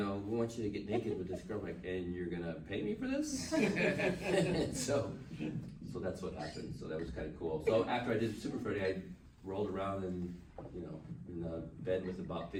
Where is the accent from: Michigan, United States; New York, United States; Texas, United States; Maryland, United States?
Michigan, United States; moved away as an adult; also born or lived in San Diego; he said, where are you from? I said, Michigan. I was born there somewhere.